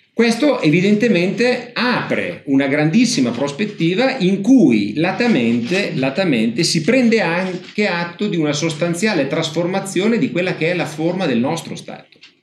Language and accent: Italian; Ferrara, Emilia-Romagna, Italy; io sono di Ferrara